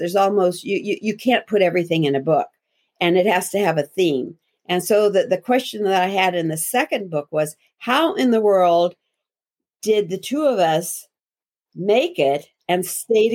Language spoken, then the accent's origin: English; Montana, United States; I grew up in Montana, and a little town